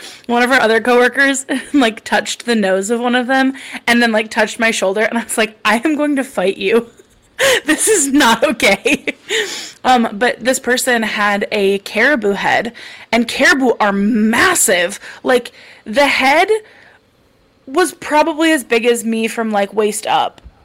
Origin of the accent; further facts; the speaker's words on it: the country in the Midwest, United States; we have the second largest rodeo in the Midwest, so I didn't have nothing growing up